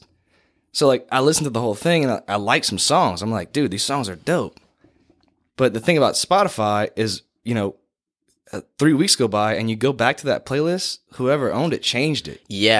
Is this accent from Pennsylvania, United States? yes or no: no; Kaplan, Louisiana, United States; I grew up in Kaplan